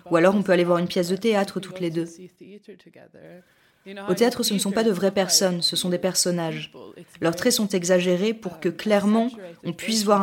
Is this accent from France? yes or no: no; Norway; moved away; also born or lived in London / New Haven, United States; Je suis née à Londres, mais j'ai grandi en Norvège.